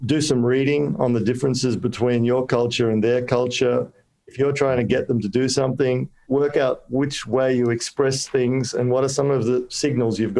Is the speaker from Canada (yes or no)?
no; Australia; also born or lived in Kolkata, India; I'm an Aussie